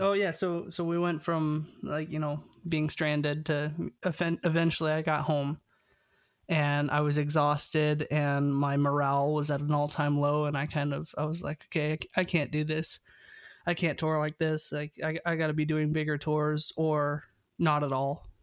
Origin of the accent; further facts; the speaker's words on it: Canada; I'm Canadian